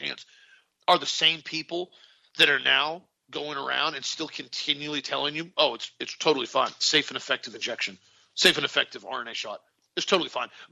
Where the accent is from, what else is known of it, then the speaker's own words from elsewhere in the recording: United States; American patriots